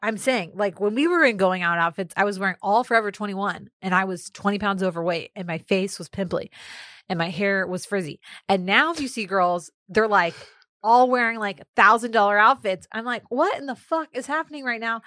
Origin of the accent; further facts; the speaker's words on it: Austin, Texas, United States; also born or lived in Houston; growing up in Austin